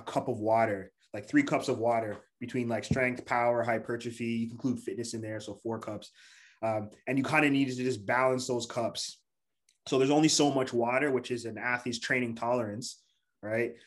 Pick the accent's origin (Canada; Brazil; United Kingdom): Canada; Toronto, Ontario; also born or lived in Montreal; I'm from Toronto, Canada.